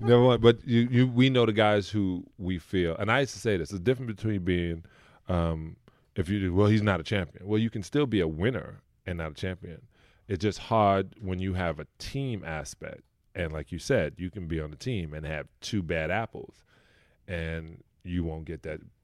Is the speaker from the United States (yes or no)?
yes; New York City, New York, United States; I grew up in Brooklyn, New York, Canarsie, and a project called Bayview Project